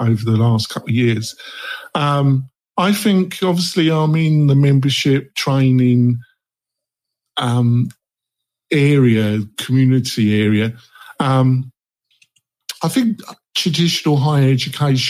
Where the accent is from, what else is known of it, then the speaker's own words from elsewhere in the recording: England, United Kingdom; I'm from England